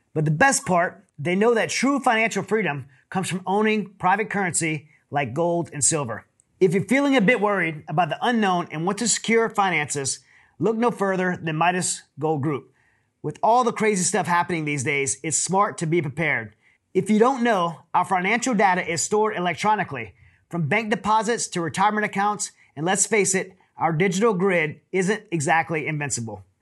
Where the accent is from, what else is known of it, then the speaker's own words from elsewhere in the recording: Louisiana, United States; now in Houston, United States; we're both from Louisiana